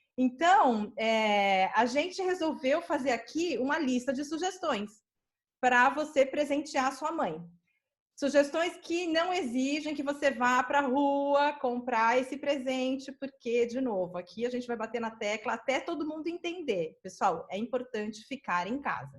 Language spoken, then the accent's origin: Portuguese; São Paulo, Brazil; a dona da loja onde eu cresci, que é a minha mãe, né? Dona Alice, é, Tem um comércio aqui na Zona Sul de São Paulo